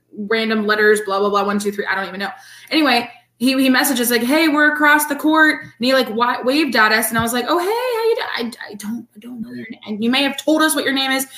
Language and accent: English; The Woodlands, Texas, United States; moved away; also born or lived in Florida; I have family there and that's where I'm from